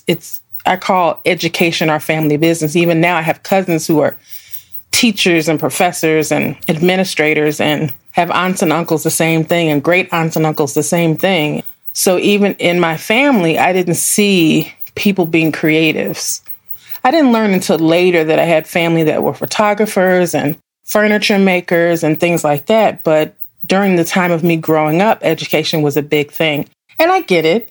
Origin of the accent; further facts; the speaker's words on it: Midwest, United States; being raised in the same town I was raised from